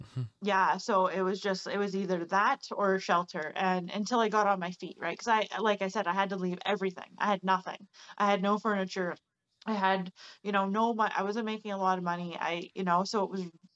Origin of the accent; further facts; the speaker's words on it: Barrie, Ontario, Canada; moved away as an adult; now in British Columbia, Canada; I'm from Ontario, actually. Like, Barrie, okay. Ontario, where I'm from.